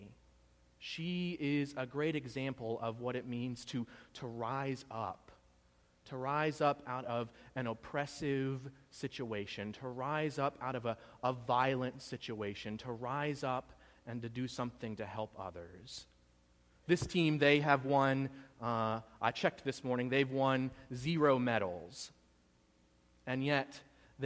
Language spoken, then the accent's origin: English; United States; as an American